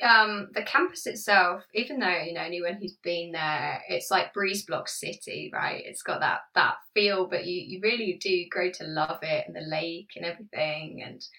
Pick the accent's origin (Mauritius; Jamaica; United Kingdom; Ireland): United Kingdom; East of England; now in Norwich, United Kingdom; so I'm from Suffolk, so pretty close to East Anglia, you know, it's the county below.